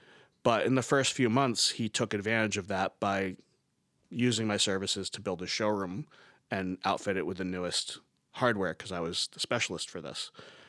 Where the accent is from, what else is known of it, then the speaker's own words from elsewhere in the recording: New York, United States; I'm from New York and I work with this product line that you use and I want to help you guys.